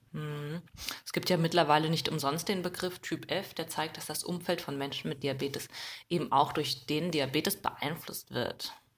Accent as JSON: {"language": "German", "town": "Mainz", "region": "Rhineland-Palatinate", "country": "Germany", "said": "wir kommen beide aus Mainz"}